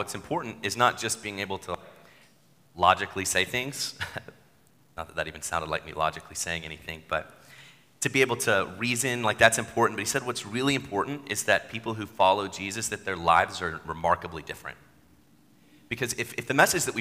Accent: Chattanooga, Tennessee, United States; I grew up in Chattanooga

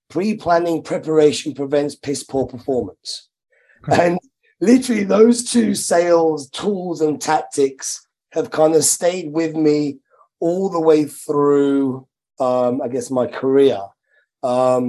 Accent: Midlands, United Kingdom; I'm from the Midlands, very working class background.

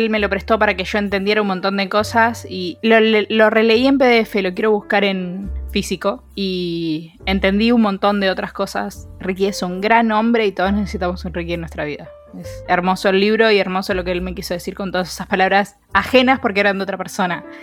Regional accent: Mexico; Soy mexicano, se nos va a costar un toque coordinar los horarios

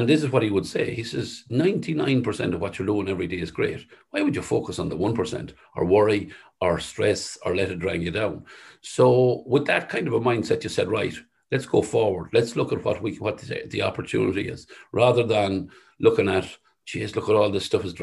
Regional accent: Sligo, Connacht, Ireland; where we grew up in the West

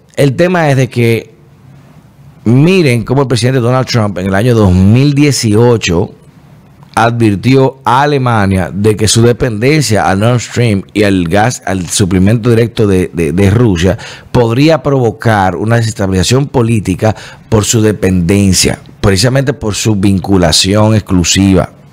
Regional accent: Dominican Republic

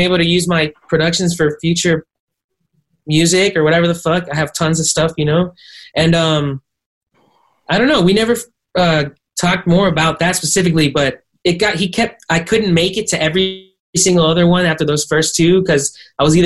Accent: Miami, Florida, United States; moved away; also born or lived in Arcadia, California; I was raised in Miami. Shout out to the fucking 305

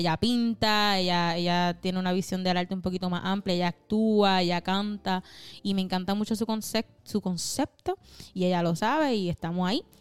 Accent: Río Grande, Puerto Rico; De general, mi pueblo.

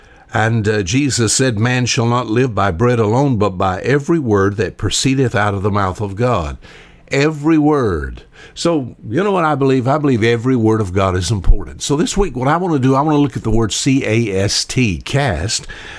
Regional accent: Alabama, United States; I was born and raised here on the Wansakoo River.

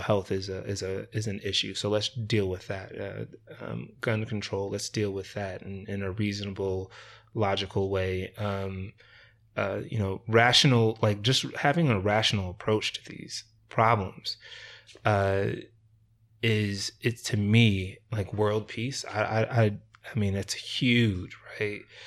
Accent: Rochester, New York, United States; moved away as an adult; also born or lived in Layton, Utah; now in Ogden, United States; I actually grew up in Rochester, New York

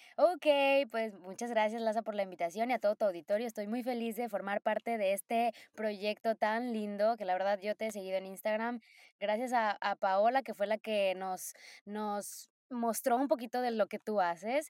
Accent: Poza Rica, Veracruz, Mexico; moved away as an adult; now in Japan; soy de Poza Rica, Veracruz, orgullosa, orgullosamente, oye, orgullosamente jarocha

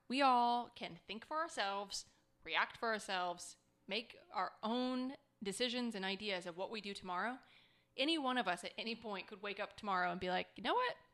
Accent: Scottsdale, Arizona, United States; I grew up in Scottsdale, Arizona

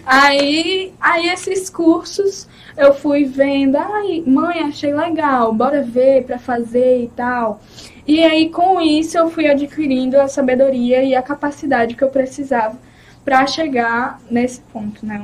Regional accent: Recife, Pernambuco, Brazil; eu nasci em Pernambuco, Recife, Pernambuco, Recife

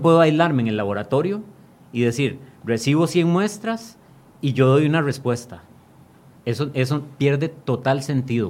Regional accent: Costa Rica; como costarricenses

